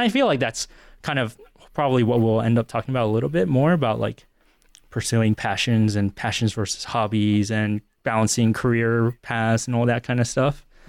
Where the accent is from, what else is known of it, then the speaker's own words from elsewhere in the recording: Northern Virginia, United States; moved away as an adult; also born or lived in Central Pennsylvania; now in Pennsylvania, United States; I grew up in Northern Virginia my entire life